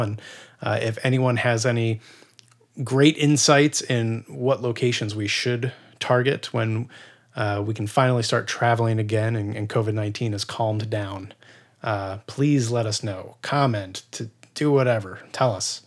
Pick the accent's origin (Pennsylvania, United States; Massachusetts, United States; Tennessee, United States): Pennsylvania, United States; near Reading; moved away; I am from close to Philadelphia, about an hour and a half to two hours outside of Philadelphia where I grew up. Um, it's actually near Redding, Pennsylvania